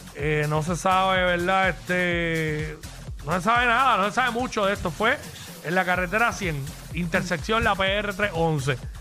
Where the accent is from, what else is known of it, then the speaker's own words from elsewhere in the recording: Cabo Rojo, Puerto Rico; moved away as an adult; yo que, que me crié allá toda mi vida